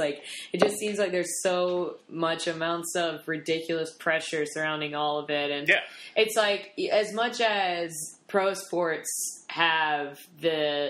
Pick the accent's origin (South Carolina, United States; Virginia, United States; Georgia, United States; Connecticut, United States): South Carolina, United States; I'm from South Carolina